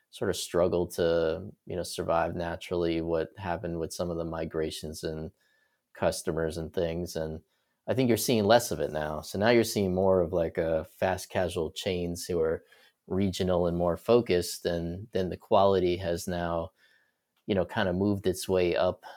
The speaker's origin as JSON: {"language": "English", "town": "New York City", "region": "New York", "country": "United States", "tie": "born or raised there", "also_born_or_lived": "Florida", "moved": "as an adult", "said": "born and raised in New York, I was, uh, there through college. So, I was born in the city in Brooklyn, lived there my whole life"}